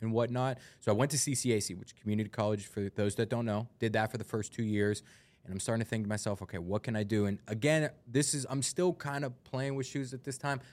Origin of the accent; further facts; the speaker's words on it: United States; I'm from North Hills